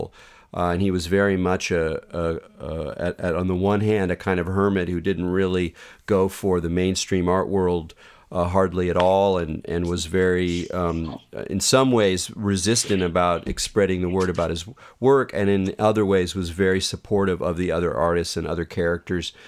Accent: California, United States; as a Californian and a longtime student and a devotee of the state

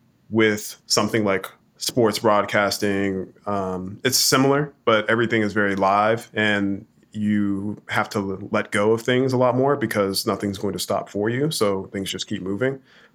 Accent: Kansas City, Missouri, United States; going to local writing events and things like that growing up in Kansas City, Missouri, that was my initial start into the arts

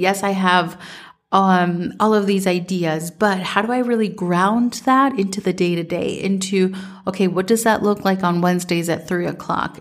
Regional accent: Minnesota, United States; growing up in Minnesota

